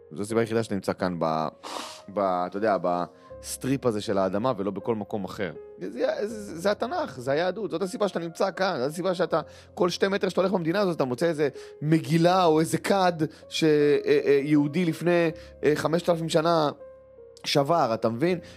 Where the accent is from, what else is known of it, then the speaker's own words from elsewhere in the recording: Kiryat Arba, Judea and Samaria, Israel; כשגדלנו בקריית ארבע, כן, חד משמעית.